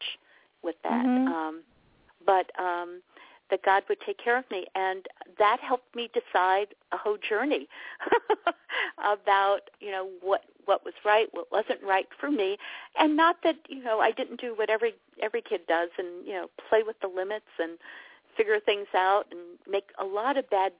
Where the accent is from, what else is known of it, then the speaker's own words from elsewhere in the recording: New York City, New York, United States; I grew up in New York City.